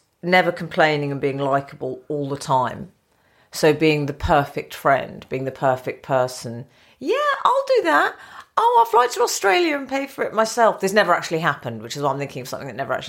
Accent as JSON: {"language": "English", "region": "London", "country": "United Kingdom", "tie": "born or raised there", "said": "I grew up in North London"}